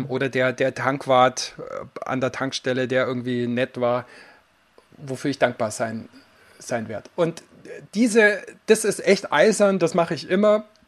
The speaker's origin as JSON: {"language": "German", "area": "Allgäu", "region": "Bavaria", "country": "Germany", "moved": "yes", "lives_now": "Garmisch-Partenkirchen, Germany", "said": "ich komme ursprünglich aus dem Allgäu"}